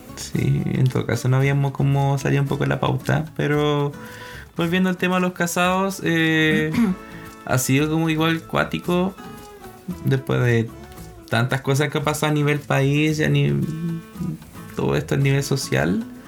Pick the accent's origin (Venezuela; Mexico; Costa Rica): Costa Rica; moved away; yo soy costarricense, entonces venimos de una cultura gastronómica también muy distinta